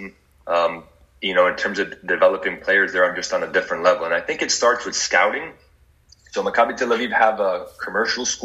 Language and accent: English; United States; moved away; When I was a youngster growing up in America